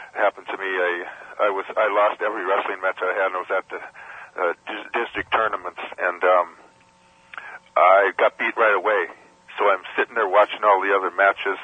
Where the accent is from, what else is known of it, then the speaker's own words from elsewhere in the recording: Princeton, Minnesota, United States; they had a tournament in my hometown that was called the Princeton Invitational